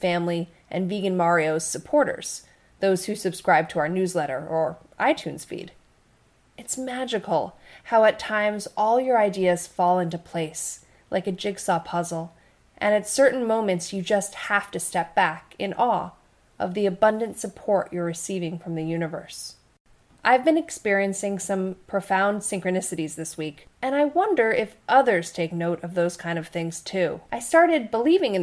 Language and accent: English; East Coast, United States; moved away; we're both from the East Coast, New York and Connecticut